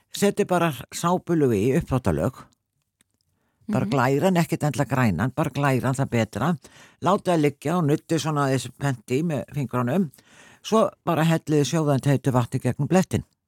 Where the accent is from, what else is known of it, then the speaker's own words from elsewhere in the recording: Selfoss, Southern Region, Iceland; ég, náttúrulega frá Selfos